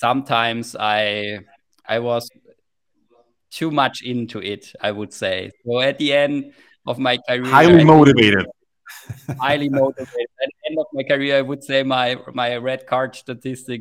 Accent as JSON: {"language": "English", "town": "Heilbronn", "region": "Baden-Württemberg", "country": "Germany", "tie": "born or raised there", "said": "in my hometown in Heilbronn, there's quite a good in my hometown is quite a good ice hockey club called Heilbronner Falken"}